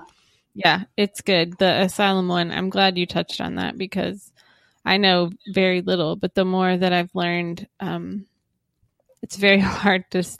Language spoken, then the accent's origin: English; United States; first language English; as a American citizen myself, English speaking as my first language